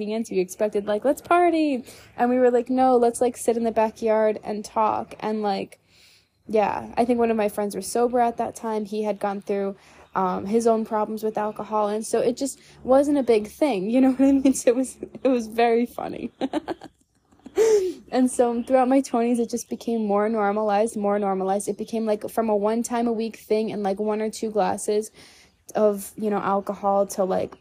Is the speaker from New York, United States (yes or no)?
yes; New York, United States; now in Texas, United States; growing up in New York, you know, going out to expensive dinners